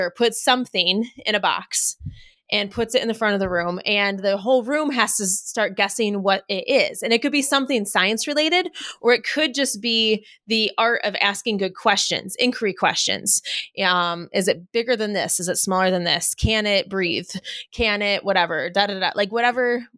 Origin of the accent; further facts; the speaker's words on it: United States; we're American